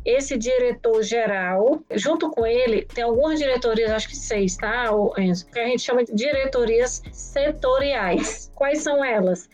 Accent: Ceará, Brazil; also born or lived in São Paulo; eu sou paulista, mas moro no Ceará há muito tempo, minha família toda é cearense. Eu estudei minha vida toda no Ceará

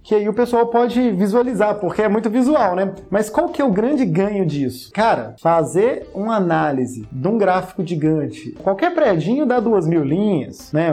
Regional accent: Ipatinga, Minas Gerais, Brazil; em Patinga, é, na minha cidade natal

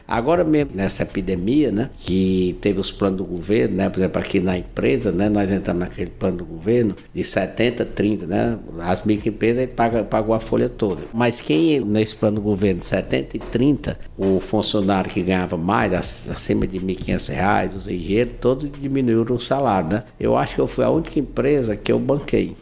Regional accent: Guaramiranga, Ceará, Brazil; also born or lived in Fortaleza; eu sou de Guaramiranga, né? Eu nasci em Guaramiranga, viemos morar em Fortaleza

